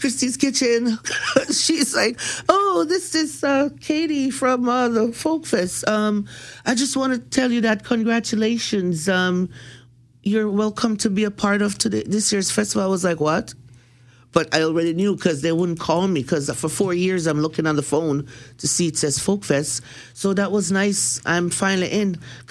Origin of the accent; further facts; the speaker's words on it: Jamaica; I'm Jamaican from the streets